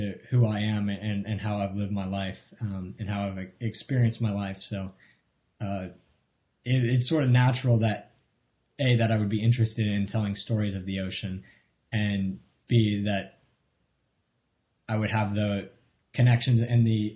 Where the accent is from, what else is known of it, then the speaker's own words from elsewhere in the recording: Marion, Massachusetts, United States; I grew up in Marion, Massachusetts